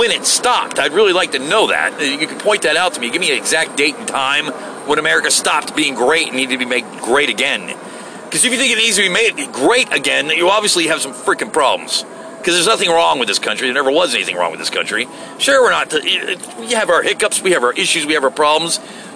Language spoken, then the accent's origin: English; United States; I'm an American